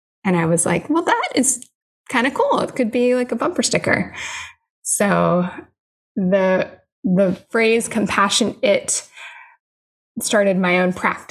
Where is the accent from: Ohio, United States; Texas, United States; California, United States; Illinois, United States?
Illinois, United States; moved away; also born or lived in North Carolina; I grew up in Illinois